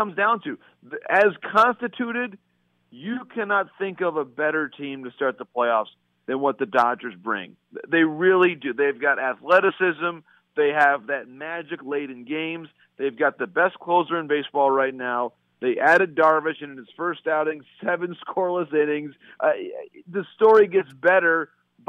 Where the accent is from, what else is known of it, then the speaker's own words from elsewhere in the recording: Bay City, Michigan, United States; in my hometown